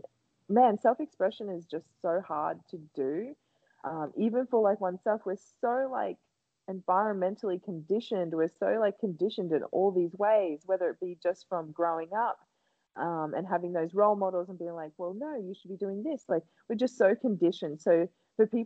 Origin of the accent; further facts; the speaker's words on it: Gladstone, Queensland, Australia; my hometown, Gladstone, Central Queensland, in Australia